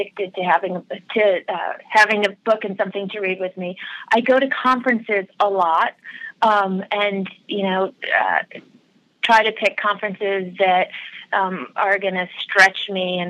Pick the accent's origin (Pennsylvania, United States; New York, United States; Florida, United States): New York, United States; Rochester; moved away as an adult; also born or lived in Boston; I grew up in Rochester, New York, and all through high school and all through college, I worked at a department store in Rochester